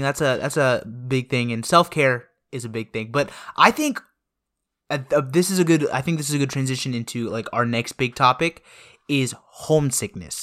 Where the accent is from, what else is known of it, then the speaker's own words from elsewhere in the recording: Woodstock, Georgia, United States; when I come back from Woodstock, it's not like I feel homesick anymore. It's more like I feel this nostalgia, like, it, it just feels nice to be back home